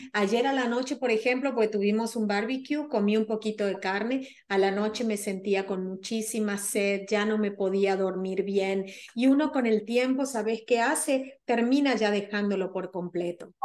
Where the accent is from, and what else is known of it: Argentina